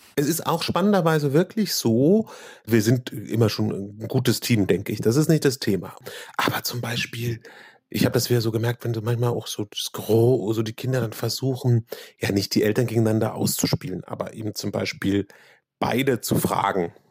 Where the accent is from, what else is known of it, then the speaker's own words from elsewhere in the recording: Berlin, Germany; auch in Berlin geboren